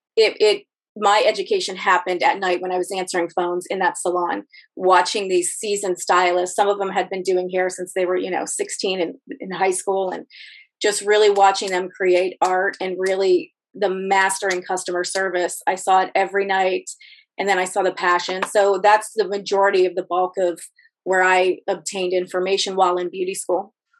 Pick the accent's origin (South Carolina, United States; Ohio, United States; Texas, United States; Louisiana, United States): Ohio, United States; Youngstown; moved away as an adult; now in Arlington, United States; I grew up in Ohio in a very in the Rust Belt in a very uh, blue collar town